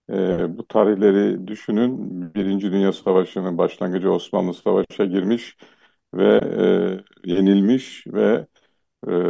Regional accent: Black Sea Region, Turkey; first language Laz; Turkish is a second language; E, ve ben de gerçek Laz'ım. Ana dilim Lazca.

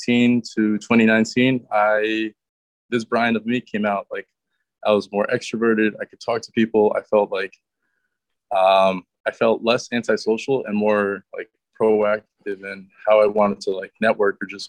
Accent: Connecticut, United States; also born or lived in New Rochelle, New York; So then my parents moved to Connecticut in 2004. I was 8 years old, and from 8 years old up until 22, up until now, you know, I've been here in this kind of New Haven County area

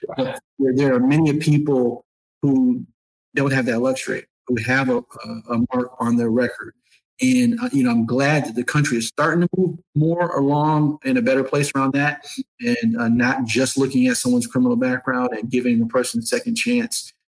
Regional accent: Syracuse, New York, United States; now in Atlanta, United States; Growing up in Syracuse as a young person

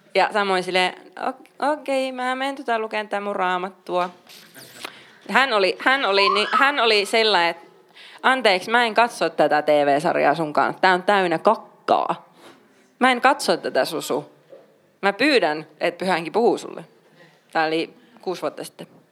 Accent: Oulu, North Ostrobothnia, Finland; mä oon paljasjalkainen oululainen

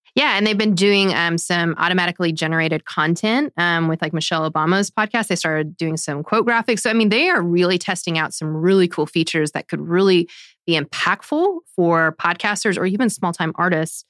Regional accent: United States; as an American

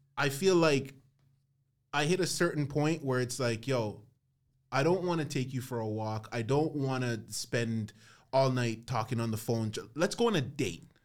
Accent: Toronto, Ontario, Canada; I'm from Scarborough

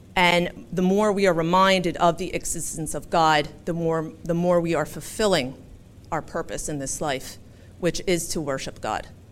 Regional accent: Philadelphia, Pennsylvania, United States; moved away as an adult; now in Rochester, United States; I am from Philadelphia, born and raised.

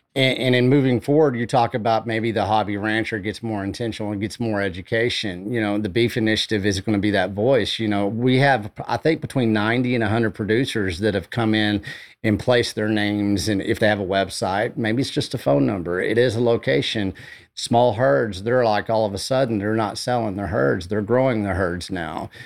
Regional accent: Canyon, Texas, United States; also born or lived in Amarillo, Texas; I grew up outside of Hereford, Texas, you know, right there in Canyon

